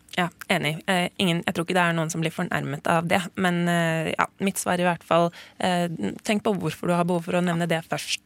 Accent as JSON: {"language": "Norwegian", "country": "Norway", "tie": "born or raised there", "said": "jeg er født her i Norge"}